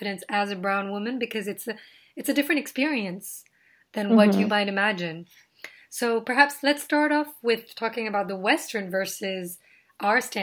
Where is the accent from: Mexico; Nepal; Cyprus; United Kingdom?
Nepal; now in United States; being Indian in my in Nepal